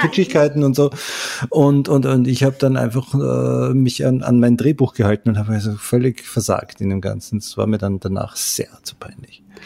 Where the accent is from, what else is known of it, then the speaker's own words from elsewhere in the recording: Salzburg, Austria; bei uns in Salzburg